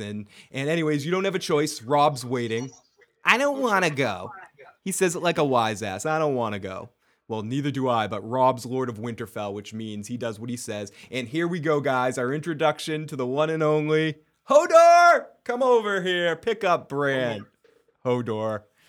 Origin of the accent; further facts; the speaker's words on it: Massachusetts, United States; I am a bastard from Massachusetts